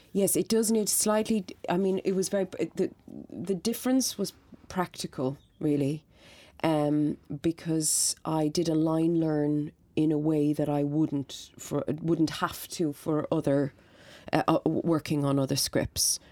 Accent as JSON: {"language": "English", "town": "Dublin", "region": "Leinster", "country": "Ireland", "tie": "born or raised there", "said": "I grew up in Coolock"}